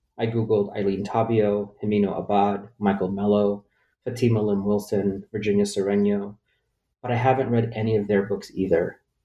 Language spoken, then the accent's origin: English; Philippines; now in United States; I was born in the Philippines